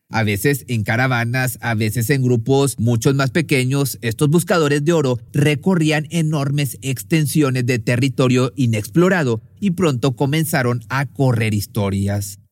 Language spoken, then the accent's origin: Spanish; Monterrey, Nuevo León, Mexico; la ciudad de Monterrey, en México, de donde yo soy